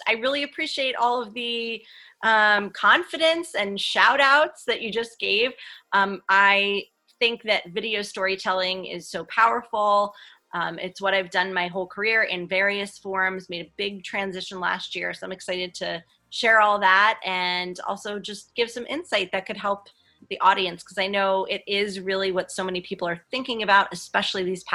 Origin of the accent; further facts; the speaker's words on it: New Jersey, United States; moved away as an adult; also born or lived in Florida / Philadelphia; we're actually both from New Jersey